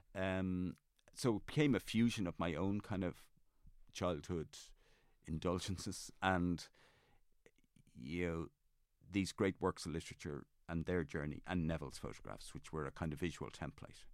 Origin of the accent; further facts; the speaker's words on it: Dublin, Leinster, Ireland; I grew up on Raglan Road